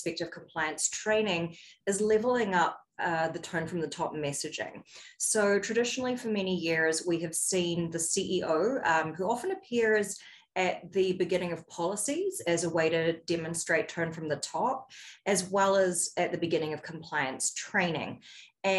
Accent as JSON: {"language": "English", "country": "New Zealand", "moved": "yes", "lives_now": "United States", "said": "I'm originally from New Zealand, and the United States is the fifth country that I've lived in across four regions of the world."}